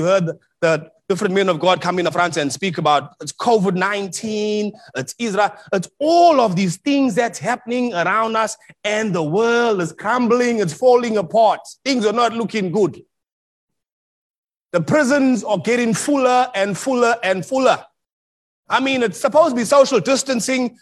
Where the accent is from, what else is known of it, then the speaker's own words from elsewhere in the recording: South Africa; moved away as an adult; now in Melbourne, Australia; I'm from South Africa